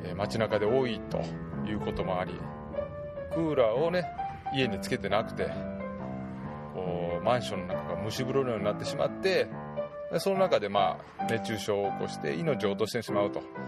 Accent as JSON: {"language": "Japanese", "town": "Totsukawa", "region": "Nara", "country": "Japan", "tie": "born or raised there", "moved": "yes", "said": "私のふるさとの十津川村の方奈良県十津川村なんですけども"}